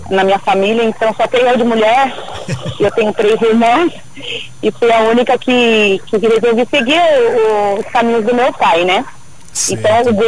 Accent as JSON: {"language": "Portuguese", "region": "São Paulo", "country": "Brazil", "also_born_or_lived": "Valparaíso", "moved": "as an adult", "said": "sou de São Paulo."}